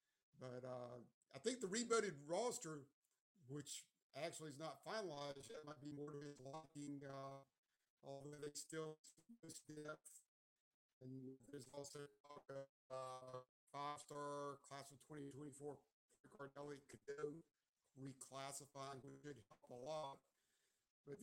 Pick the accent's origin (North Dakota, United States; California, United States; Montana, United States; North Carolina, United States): North Carolina, United States; Chapel Hill; I grew up in Chapel Hill, going to Carolina games when I was a kid